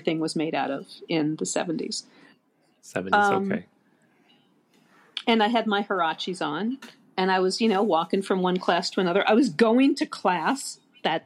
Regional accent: Fort Lee, New Jersey, United States; also born or lived in Jackson, Michigan; when I was 10, we moved from Michigan to Fort Lee, New Jersey

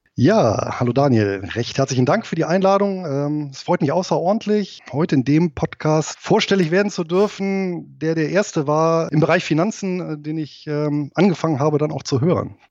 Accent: Germany; also born or lived in Southern Lower Saxony; now in Lower Saxony, Germany; bin aber hier geboren und aufgewachsen im Rheinland

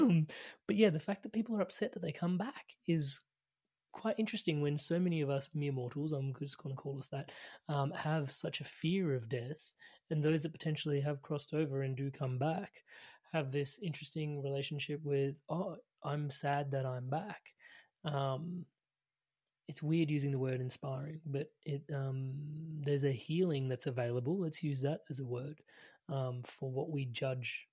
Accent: India; As an Indian

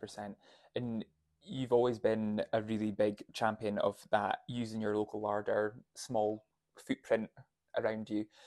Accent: Huntly, Scotland, United Kingdom; I grew up in Huntley

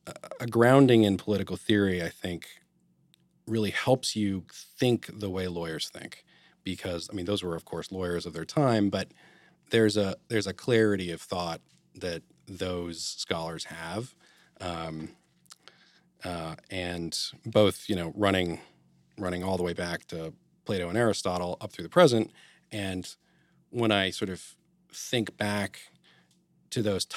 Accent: Massachusetts, United States; So I grew up in Western Massachusetts. It's the five college area, so Northampton, sure.

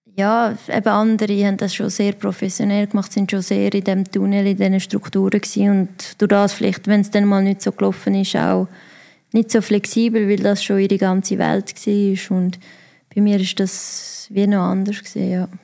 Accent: Davos, Graubünden, Switzerland; also born or lived in Netherlands; als ich vier war, hat es dann plötzlich geheißen, hey, wir gehen in die Schweiz

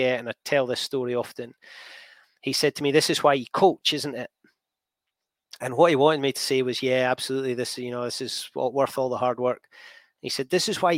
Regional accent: Scotland, United Kingdom; I'm Scottish.

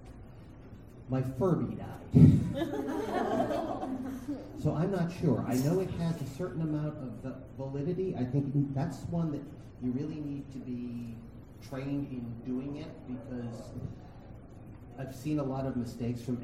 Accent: New England, United States; I'm from New England. We've got nasty spirits every 10 or 15 miles

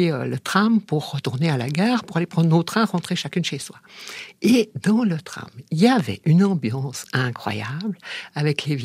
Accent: Valais, Switzerland; Puis mais moi, je suis valaisanne, moi aussi, moi aussi.

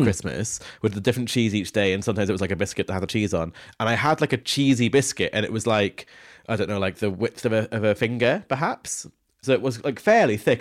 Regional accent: Scone, Scotland, United Kingdom; Scone, which is my hometown

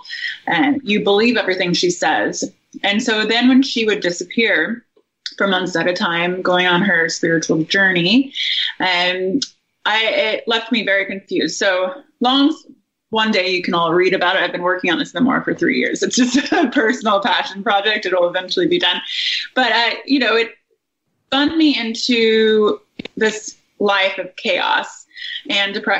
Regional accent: Indiana, United States; I grew up in Indiana in a happy family

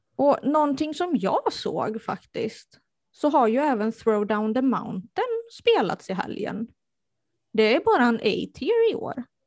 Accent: Strömstad, Västra Götaland, Sweden; moved away; jag är från eh, Bohuslän. Eh, närmare bestämt Strömstad ursprungligen. Och det kunde de tydligen höra

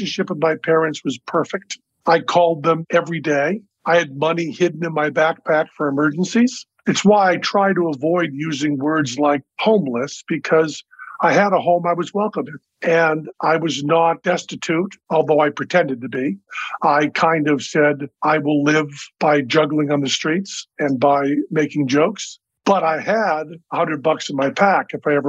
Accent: Massachusetts, United States; I'm from Massachusetts

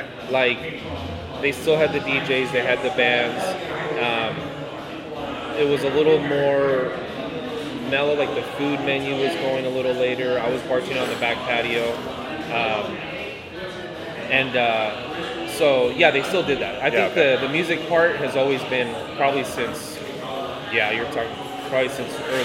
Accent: Fresno, California, United States; also born or lived in San Jose, California; I grew up in Fresno

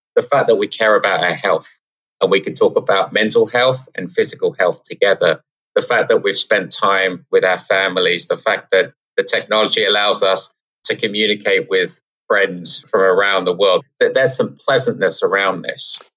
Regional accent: England, United Kingdom; now in New York City, United States; we're um, we're from England

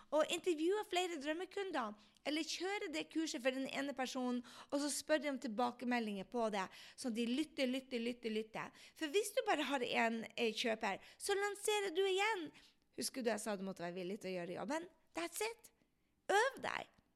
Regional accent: Andenes, Nordland, Norway; på Andes, der jeg kommer fra

